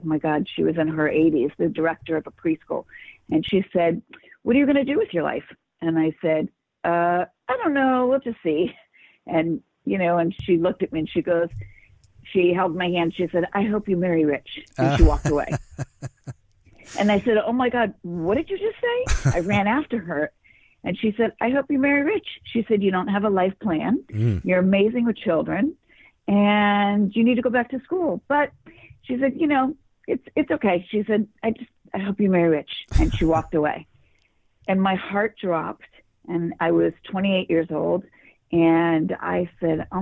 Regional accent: Los Angeles, California, United States; I grew up in Los Angeles

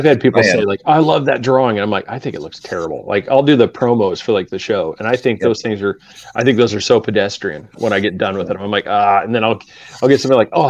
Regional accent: Willamette Valley, Oregon, United States; now in Central Florida, United States; I grew up in the Willamette Valley

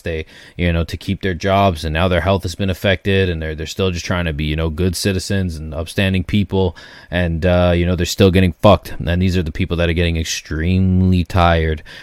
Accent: Canada; as a Canadian

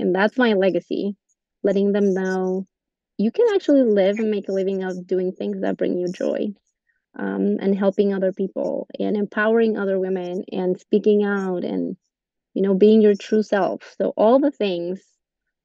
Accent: Colombia; English is a second language; moved away as an adult; also born or lived in Texas; now in United States; when I went to school back in Colombia, I went in Spanish, and when I got here, I had to relearn every term

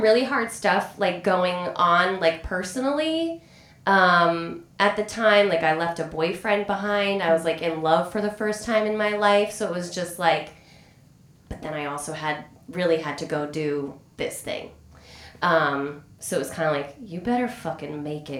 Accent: Denver, Colorado, United States; moved away as an adult; also born or lived in New York; I'm from Denver and it's a beautiful place

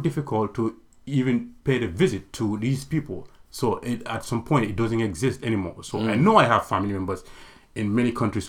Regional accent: Gambia; now in Portland, United States; I actually was born and raised in the Gambia. I've never been to any other African country.

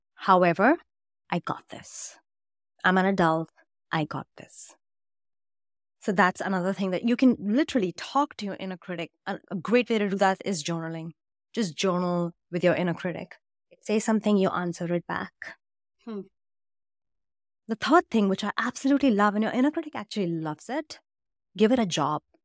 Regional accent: India; I grew up in India

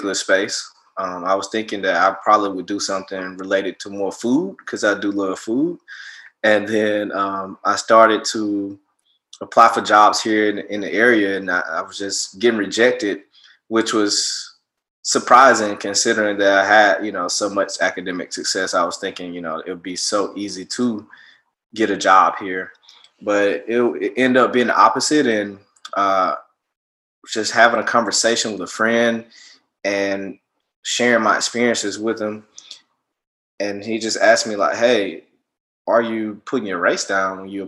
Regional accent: Montgomery, Alabama, United States; moved away as an adult; also born or lived in Miami, Florida; now in Seattle, United States; I'm from Montgomery, Alabama. I was, you know, born and raised there

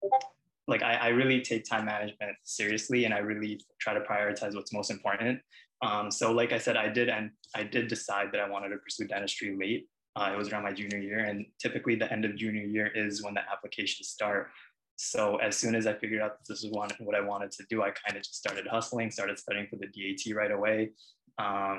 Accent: Long Island, New York, United States; also born or lived in Queens, New York; Originally, I was born in Queens, but I've lived in Long Island for most of my life

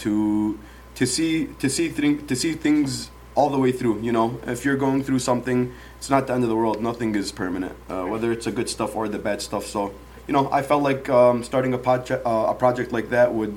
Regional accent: Dearborn, Michigan, United States; also born or lived in Yemen; Grew up in Dearborn my whole life. I wasn't born in Dearborn. I was born in Yemen.

